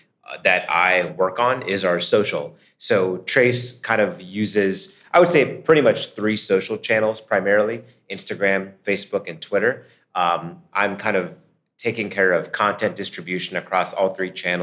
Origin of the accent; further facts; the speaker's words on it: near Akron, Canton, Ohio, United States; moved away as an adult; now in Pittsburgh, United States; I grew up near Akron, Canton, Ohio.